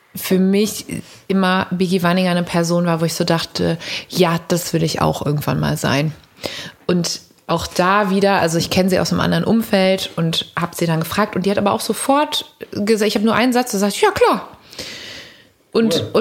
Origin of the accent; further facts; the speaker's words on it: Cologne, North Rhine-Westphalia, Germany; wir sind dann immer von der Ursulinenschule am Dom, Mädchenschule, abgehauen aus dem Unterricht